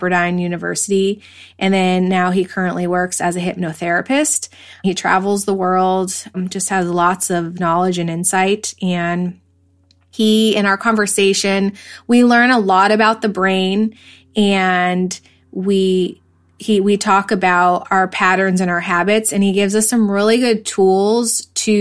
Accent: East Coast, United States; moved away; I'm from the East Coast originally, and I moved out here probably like 20 years ago to be by the ocean, to surf

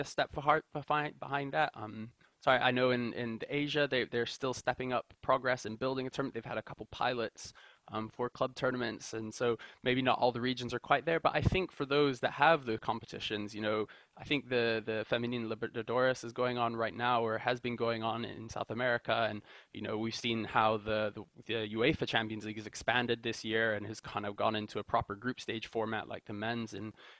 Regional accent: Kenya; as a Kenyan

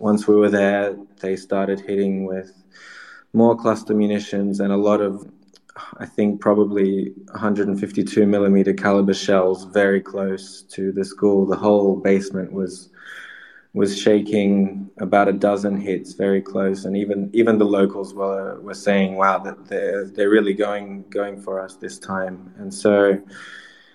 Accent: Sydney, New South Wales, Australia; now in Ukraine; I'm from Sydney, Australia originally

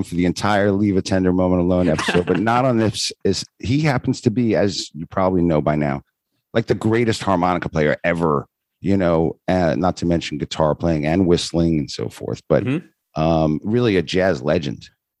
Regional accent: Rockland County, New York, United States; I grew up in Rockland County.

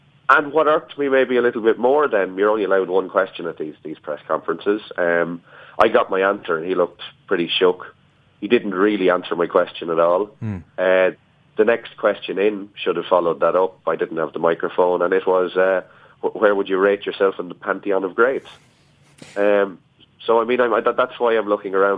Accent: Ireland

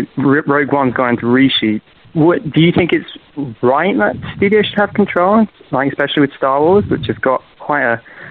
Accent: United Kingdom; I'm from the UK.

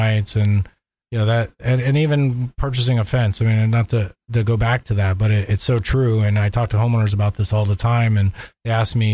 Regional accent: Orlando, Florida, United States; also born or lived in Southeast Georgia; I grew up in Orlando

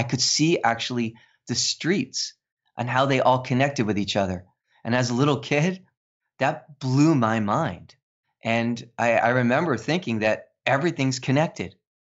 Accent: New York City, New York, United States; I'm a New York City kid. I played stickball and stoop ball, and you know, I'm from the Bronx. And even though I don't sound it, right, I don't have that accent.

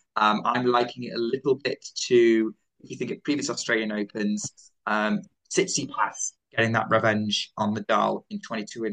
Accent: United Kingdom; I'm a Brit

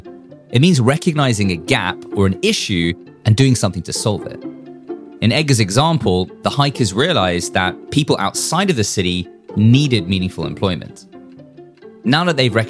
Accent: South Africa; I come from South Africa, so I'm quite familiar with that developing world

